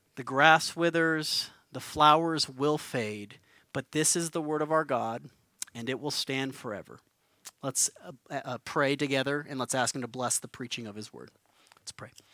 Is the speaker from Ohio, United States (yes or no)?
no; Albuquerque, New Mexico, United States; moved away; I'm from Albuquerque, grew up here, moved back to, to begin the work of planting Mosaic Church